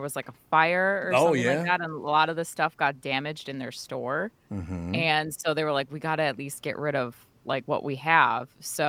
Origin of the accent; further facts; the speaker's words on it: Minnesota, United States; I'm glad to say that I was born and raised in Minnesota